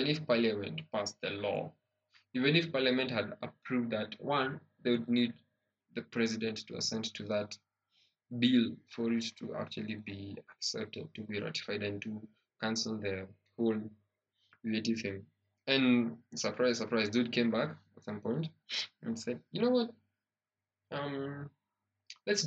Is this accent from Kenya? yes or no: yes; Kenya; as a Kenyan